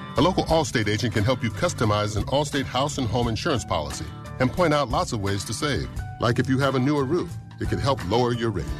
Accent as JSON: {"language": "English", "town": "Eden Prairie", "region": "Minnesota", "country": "United States", "tie": "born or raised there", "said": "I grew up in the Minneapolis area. Eden Prairie was uh, my hometown."}